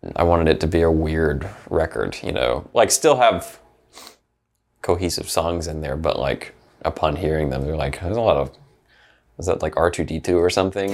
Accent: Opelika, Alabama, United States; So I was born in Opelika, Alabama

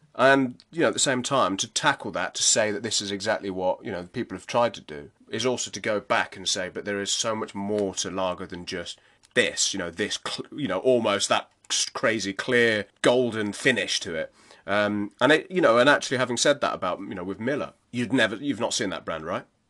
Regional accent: United Kingdom; us being here in the U K and being both British citizens

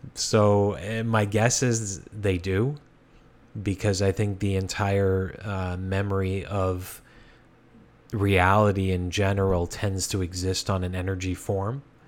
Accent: Hamilton, Ontario, Canada; when I was a child, growing up in the East End of Hamilton

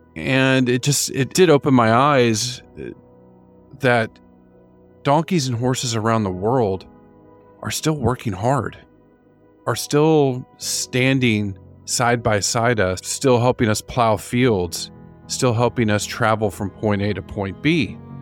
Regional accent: United States; moved away as an adult; also born or lived in Florida; now in New Zealand; growing up in the United States

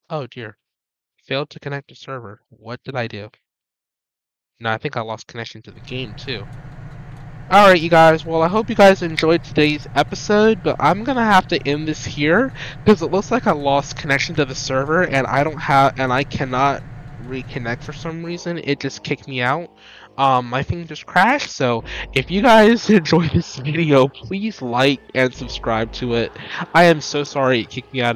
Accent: North Carolina, United States; I'm from North Carolina, so we have troops here

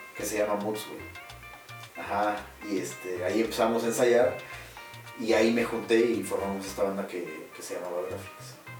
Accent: Pachuca, Hidalgo, Mexico

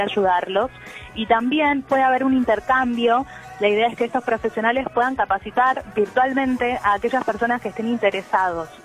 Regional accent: Capilla del Señor, Buenos Aires Province, Argentina; now in Buenos Aires, Argentina; yo no estoy en Capital Federal, estoy ahora en, mi pueblo, en Capilla del Señor

